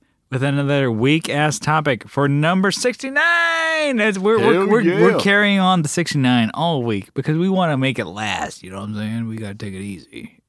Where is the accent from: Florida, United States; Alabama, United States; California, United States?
California, United States; San Diego; we're from San Diego